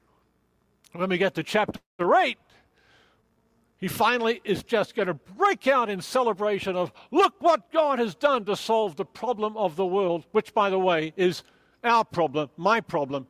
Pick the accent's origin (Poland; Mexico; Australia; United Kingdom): Australia; I'm Australian